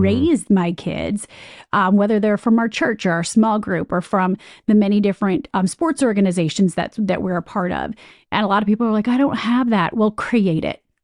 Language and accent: English; Michigan, United States; moved away as an adult; also born or lived in Ohio / Chicago / New York; I'm from Michigan